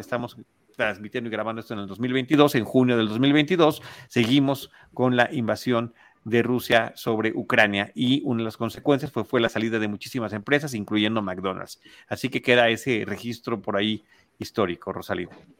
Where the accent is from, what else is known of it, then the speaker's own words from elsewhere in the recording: Mexico; como mexicanos